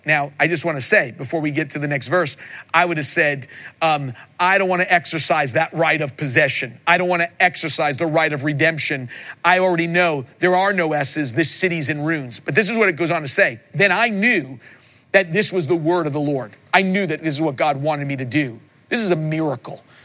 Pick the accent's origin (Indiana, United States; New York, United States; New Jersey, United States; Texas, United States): New York, United States; Long Island; I grew up in Long Island, New York